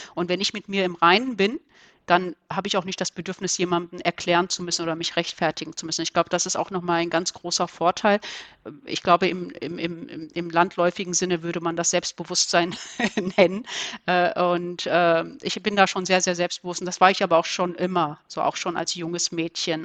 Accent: Ruhr area, North Rhine-Westphalia, Germany; also born or lived in Turkey; ich komme aus dem Ruhrgebiet

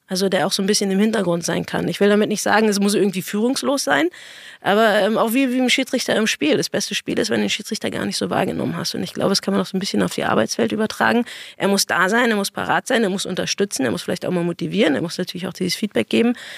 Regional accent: Berlin, Germany; Ich bin Berliner, habe jahrelang irgendwie in Berlin gespielt

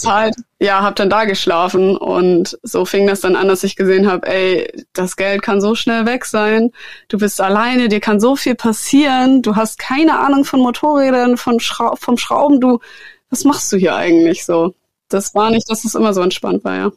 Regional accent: Germany; in Deutschland, in meiner Heimat

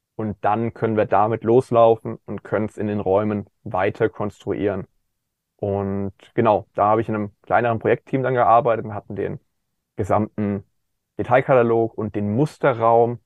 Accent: Kaiserslautern area, Rhineland-Palatinate, Germany; im ländlichen Bereich, wo ich aufgewachsen bin, in der Ecke Kaiserslautern

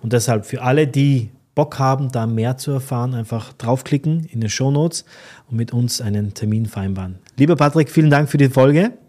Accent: Austria; now in Dubai, United Arab Emirates; Als Österreicher

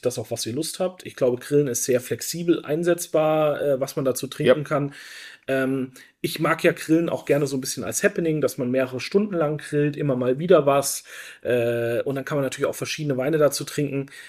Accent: Franconia, Bavaria, Germany; bei uns in Franken

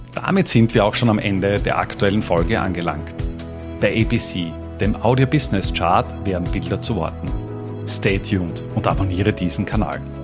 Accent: Austria; bei uns in Österreich

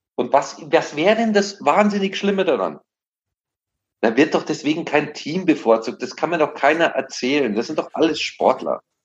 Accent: Munich, Bavaria, Germany; mir als Münchner

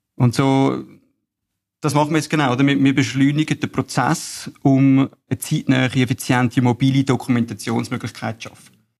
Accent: Bülach, Zurich, Switzerland; Ich komme aus Bülach, bin 31 und bin aufgewachsen in einem Familienunternehmen

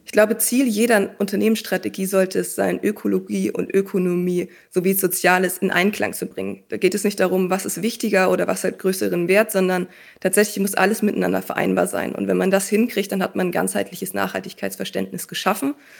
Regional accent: Schleswig-Holstein, Germany; moved away as an adult; Ich bin damals in Schleswig-Holstein groß geworden

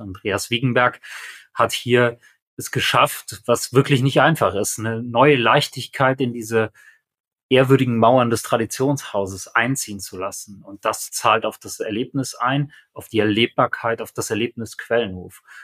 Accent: Aachen, North Rhine-Westphalia, Germany; das hier ist meine Heimatregion

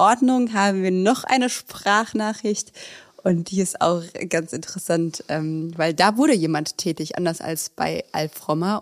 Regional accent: Stromberg, Germany; now in Berlin, Germany; In Stromberge, wo ich herkomme

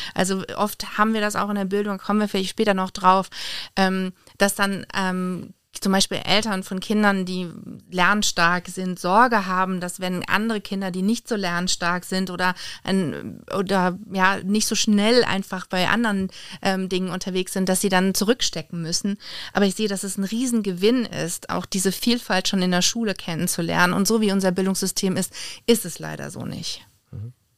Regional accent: Oppenheim, Rhineland-Palatinate, Germany; Ganz klar Rheinhessen und Lieblingsstadt ist Oppenheim. Da komme ich her, da bin ich aufgewachsen, da lebe ich immer noch

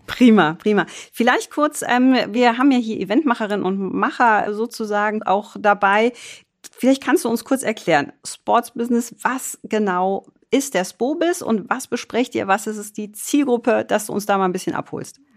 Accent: Düsseldorf, North Rhine-Westphalia, Germany; ich gebürtige Düsseldorferin

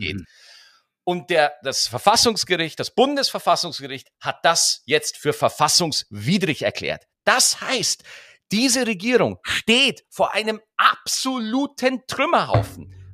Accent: Schwarzach, Bavaria, Germany; Bei uns in Schwarzach

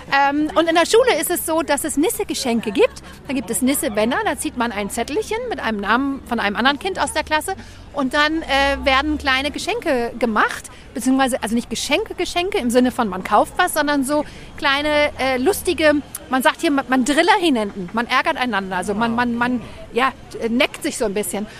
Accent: Hamburg, Germany; moved away as an adult; now in Copenhagen, Denmark; ich komme aus dem Vorort von Hamburg

